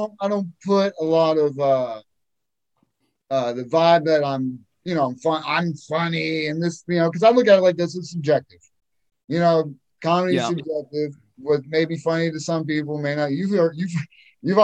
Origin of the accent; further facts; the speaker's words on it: Erie, Pennsylvania, United States; I grew up in Erie, Pennsylvania